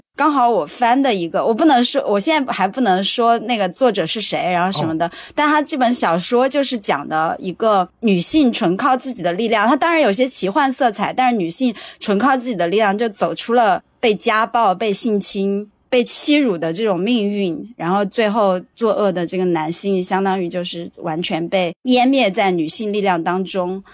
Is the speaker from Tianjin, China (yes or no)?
no; Sichuan, China; accent: Sichuanese; 我们四川话说